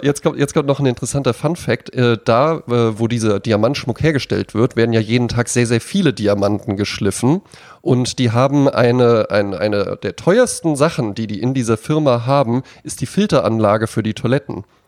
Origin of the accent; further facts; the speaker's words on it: Wetzlar, Hesse, Germany; moved away; in Wetzlar, wo ich herkomme